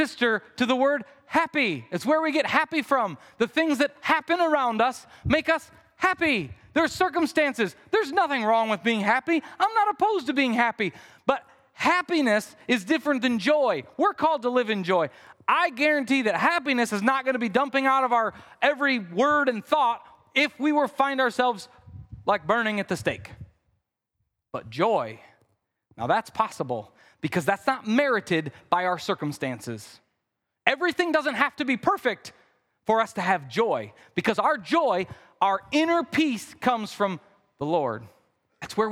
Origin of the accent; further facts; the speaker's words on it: Midwest, United States; I'm from the Midwest. I say things like root.